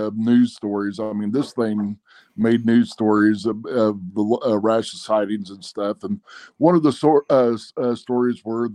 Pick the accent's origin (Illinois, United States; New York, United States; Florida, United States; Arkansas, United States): Arkansas, United States; Well, I am from Arkansas.